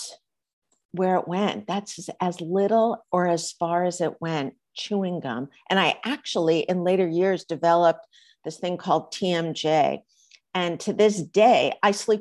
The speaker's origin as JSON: {"language": "English", "region": "East Coast", "country": "United States", "tie": "born or raised there", "moved": "yes", "lives_now": "Los Angeles, United States", "said": "I grew up on the East Coast, even though I live in Los Angeles"}